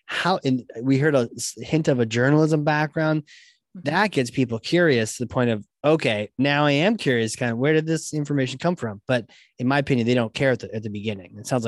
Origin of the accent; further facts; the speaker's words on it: Virginia, United States; born there; Well, I was born in Virginia and I like mint chocolate chip.